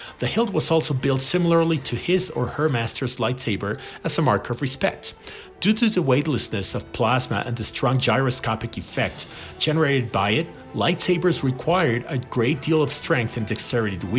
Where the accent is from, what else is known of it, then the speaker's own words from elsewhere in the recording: Mexico; I'm from Mexico.